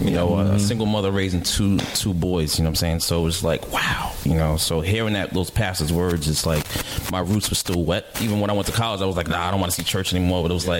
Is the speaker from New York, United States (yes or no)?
yes; Mount Vernon, New York, United States; Growing up in Mount Vernon